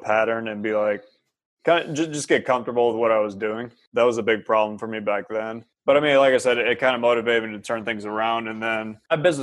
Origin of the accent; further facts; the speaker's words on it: near Cleveland, Ohio, United States; I grew up like right near Cleveland